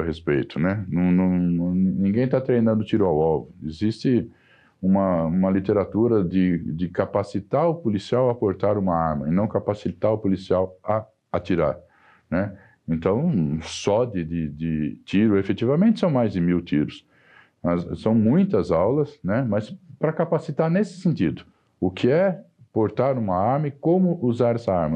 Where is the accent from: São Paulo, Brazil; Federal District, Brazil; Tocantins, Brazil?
São Paulo, Brazil; Sorocaba; accent: caipira; moved away as an adult; now in São Paulo, Brazil; eu sou caipira de Sorocaba